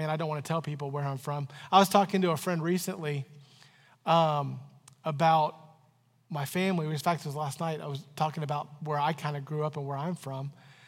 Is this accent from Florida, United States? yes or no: yes; Florida, United States; now in Canton, United States; I moved to Canton, Ohio from Florida, and people were always asking me, where are you from? I'm from Florida.